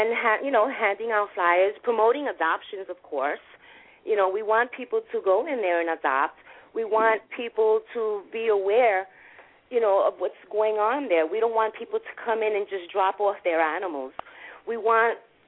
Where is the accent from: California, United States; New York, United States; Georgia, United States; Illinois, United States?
New York, United States; New York City; I'm from the Bronx.